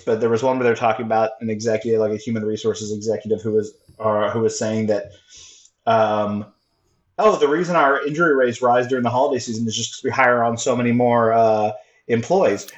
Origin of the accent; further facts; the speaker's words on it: Texas, United States; I'm from Texas